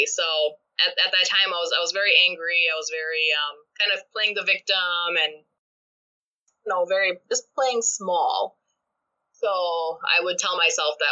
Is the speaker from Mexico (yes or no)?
no; Pakistan; moved away as an adult; now in United States; I am an immigrant, and I was not born in this country. I was born back home in Pakistan.